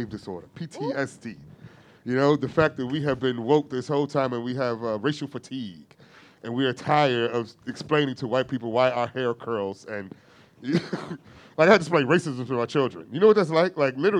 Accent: Gary, Indiana, United States; I grew up in Gary, Indiana

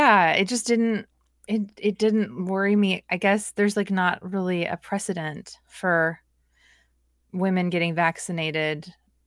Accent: Portland, Oregon, United States; I grew up in Portland, Oregon

